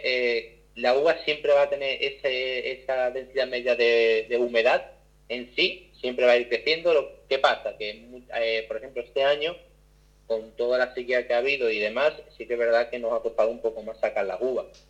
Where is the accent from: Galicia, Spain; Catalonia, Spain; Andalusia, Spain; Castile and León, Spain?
Andalusia, Spain; Málaga; yo soy malagueño, pero yo también soy, soy sumiller